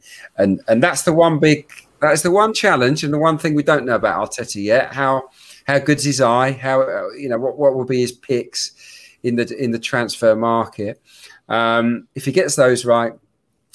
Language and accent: English; Suffolk, East of England, United Kingdom; I was brought up in Suffolk.